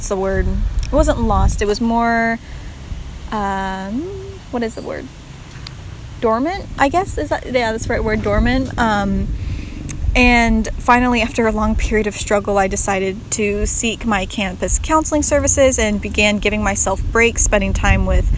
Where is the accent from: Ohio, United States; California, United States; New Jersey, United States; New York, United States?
California, United States; Sierra Nevada foothills, Northern; moved away as an adult; also born or lived in Paraguay; now in Bozeman, United States; I'm originally from Northern California and was raised in the Sierra Nevada foothills of California, kind of near Lake Tahoe, or in between Lake Tahoe and Sacramento